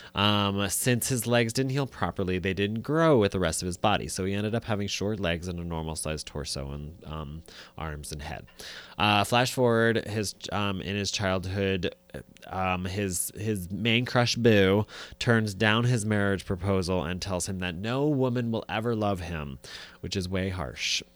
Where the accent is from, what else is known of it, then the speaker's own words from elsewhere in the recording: United States; as an American